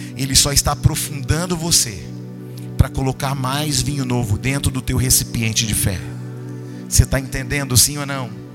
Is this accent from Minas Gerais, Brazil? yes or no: yes; Teófilo Otoni, Minas Gerais, Brazil; moved away; lá de Teofilotone, lá de onde eu nasci